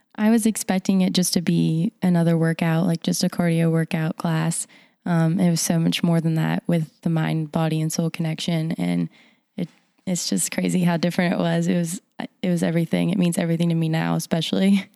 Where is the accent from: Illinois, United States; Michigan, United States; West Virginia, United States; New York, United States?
West Virginia, United States; Morgantown; I am from here, Morgantown, West Virginia.